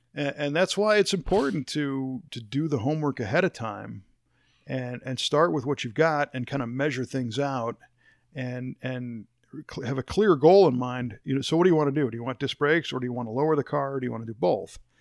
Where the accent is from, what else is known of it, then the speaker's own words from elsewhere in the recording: Chicago, Illinois, United States; moved away; I grew up in the Chicago area